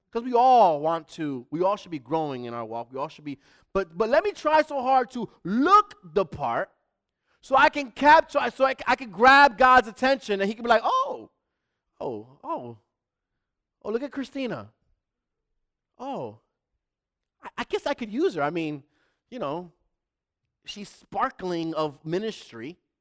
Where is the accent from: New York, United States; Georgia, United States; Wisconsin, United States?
New York, United States; New York City; moved away; also born or lived in Manhattan; I'm from the Bronx, but I wasn't born in the Bronx. I was born in Manhattan, and then I left early in New York.